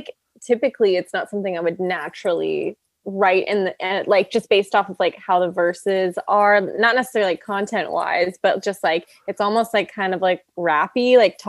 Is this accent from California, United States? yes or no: yes; Los Angeles, California, United States; also born or lived in Kingston, Ontario, Canada / Nashville; I was born